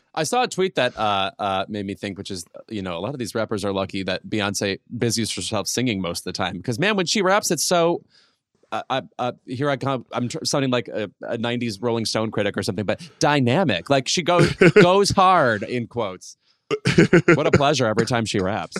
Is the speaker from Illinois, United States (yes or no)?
yes; Chicago suburb, Illinois, United States; moved away; I'm in my hometown right now